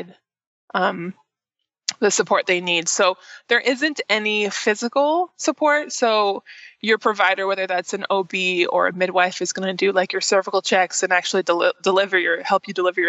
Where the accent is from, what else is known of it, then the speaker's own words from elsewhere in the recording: Olympia, Washington, United States; moved away as an adult; also born or lived in Bellingham, Washington; now in Nashville, United States; I am actually from the Northwest, up from Olympia, Washington